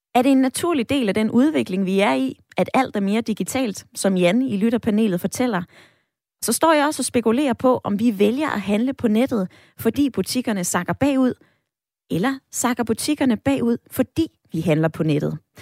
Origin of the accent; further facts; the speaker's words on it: Odder, Central Denmark Region, Denmark; Odder, min hjemby